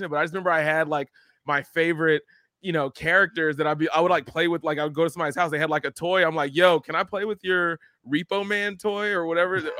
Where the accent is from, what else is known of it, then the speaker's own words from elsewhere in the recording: Philadelphia, Pennsylvania, United States; I'm from Philly.